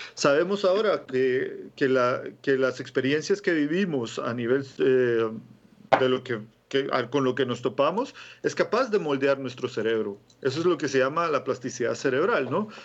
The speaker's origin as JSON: {"language": "Spanish", "country": "Guatemala", "tie": "born or raised there", "moved": "yes", "said": "yo nací en Guatemala, ¿no? Y en la época que yo nací, en el 82"}